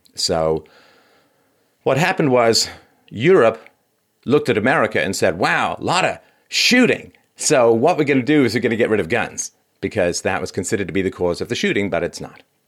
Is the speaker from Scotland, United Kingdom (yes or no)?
no; London, United Kingdom; moved away; I grew up in London